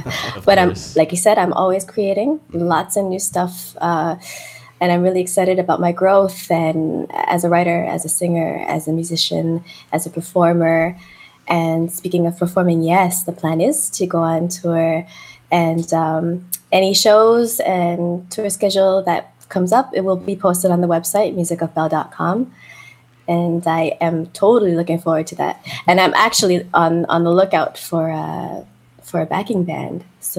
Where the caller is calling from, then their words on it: Toronto, Ontario, Canada; I'm talking from Toronto, but connecting with people all over the world.